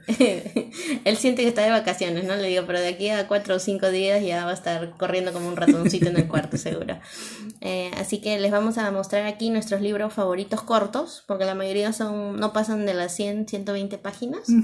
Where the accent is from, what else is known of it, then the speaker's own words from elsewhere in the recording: Peru; nosotros somos de Perú